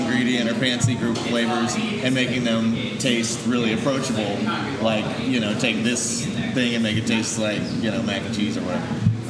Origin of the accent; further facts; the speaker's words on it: Virginia, United States; I'm from Virginia.